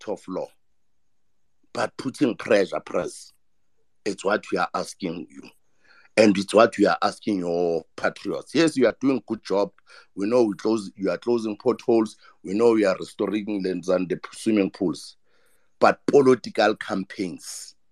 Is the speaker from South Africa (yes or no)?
yes; Ekurhuleni, Gauteng, South Africa; I'm from Ekurhuleni.